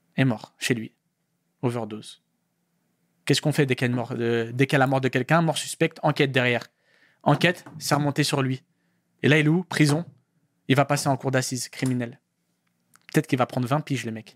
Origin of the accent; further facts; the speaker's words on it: Paris, Île-de-France, France; je viens de Paris, Paris Centre. D'accord. Je, suis du centre de Paris